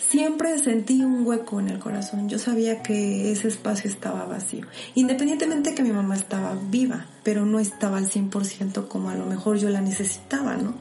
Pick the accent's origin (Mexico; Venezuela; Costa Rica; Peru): Mexico; Puebla; Nací aquí en la ciudad de Puebla, en, pues en Colonia Exacta y en el centro. Y pues la verdad fue pues algo así como que medio complicada mi, mi niñez